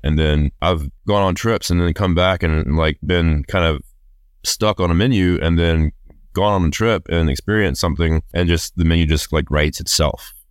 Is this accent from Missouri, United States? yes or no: no; New Orleans, Louisiana, United States; growing up in New Orleans